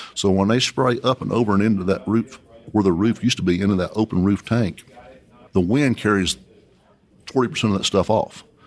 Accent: Coahoma, Texas, United States; I was born and raised here in West Texas. I graduated high school from Cahoma High School, if anyone's ever heard of Cahoma, Texas

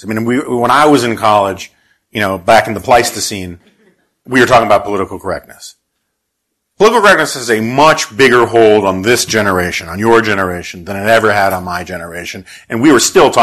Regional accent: New York City, New York, United States; I grew up in New York City in the 1970s.

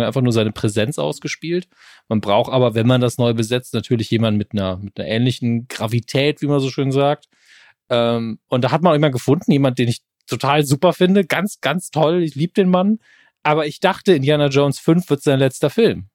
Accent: Saarland, Germany

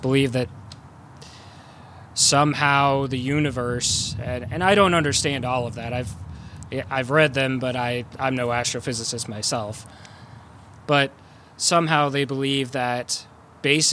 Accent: Unionville, United States; the church where we grew up going to in Unionville

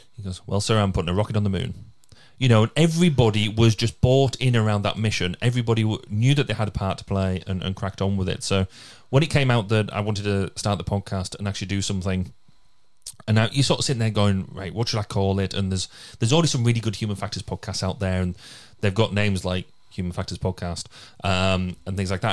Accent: Cumbria, North West England, United Kingdom; now in Carmarthenshire, United Kingdom; I'm from Cumbria

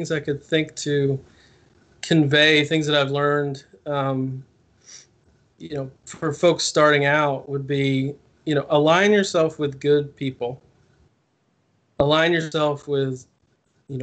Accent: New Jersey, United States; I grew up in New Jersey

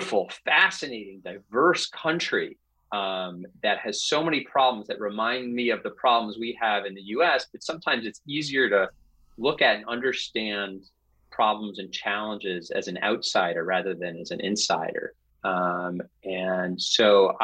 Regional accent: New York City, New York, United States; I was a teenager growing up in New York City in the 1980s

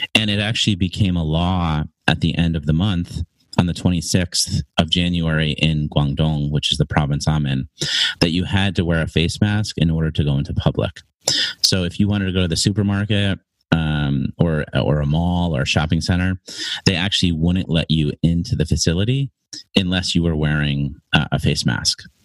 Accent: Connecticut, United States; moved away as an adult; now in China; I'm an American. I'm an, a native of Connecticut in the US.

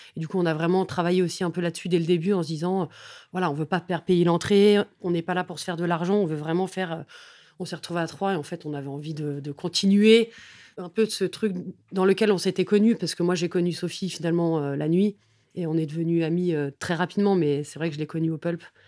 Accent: Paris, Île-de-France, France; j'ai grandi vraiment dans le Haut-Marais

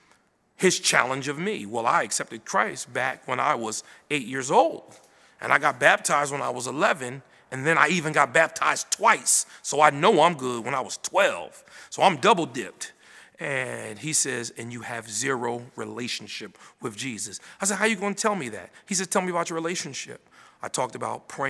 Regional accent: Paterson, New Jersey, United States; I was born in Paterson, New Jersey. It's North Jersey, north of here, about 90 miles. And I was born and raised there

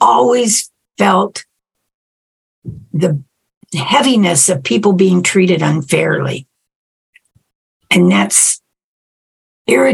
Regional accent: Renton, Washington, United States; I grew up in Renton, Washington. Not far from here

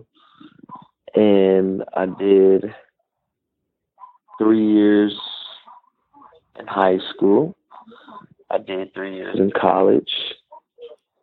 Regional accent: Kansas City, Missouri, United States; I'm originally from Kansas City, Missouri

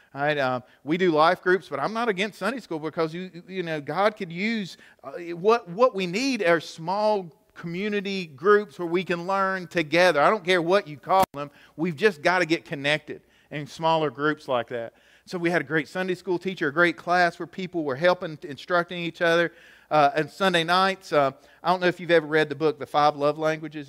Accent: United States; I grew up here in Gaylock, so I think about some of the teachers I had at the high school

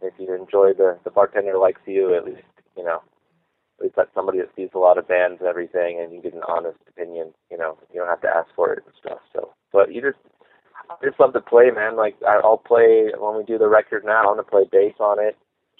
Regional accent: Colorado, United States; also born or lived in Virginia / Arizona; I grew up in Colorado and then Virginia for about a year and then Arizona

